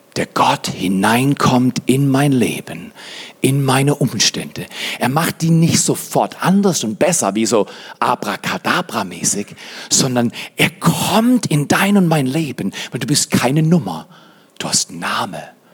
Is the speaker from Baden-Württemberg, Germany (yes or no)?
yes; Freiburg, Baden-Württemberg, Germany; moved away as an adult; also born or lived in Dallas / Fort McMurray, Canada / Black Forest; now in Hotzenwald, Germany; ich komme aus Freiburg